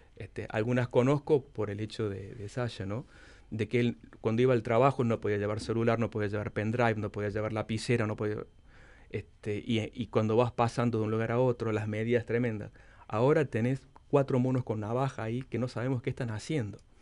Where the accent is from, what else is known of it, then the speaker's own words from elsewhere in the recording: Córdoba, Argentina; moved away as an adult; also born or lived in Russia; desde siendo un joven estudiante que llegué solo de Córdoba cuando había fax para comunicarme con mis padres